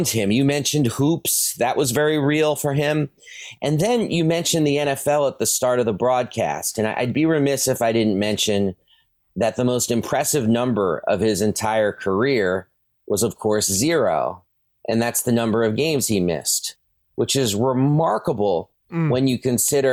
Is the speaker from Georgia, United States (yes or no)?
no; New York City, New York, United States; my hometown of Brooklyn